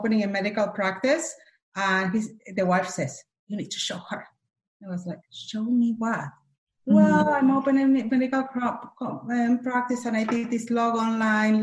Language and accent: English; Argentina; English is a second language; moved away as an adult; now in Los Angeles, United States; I'm from Argentina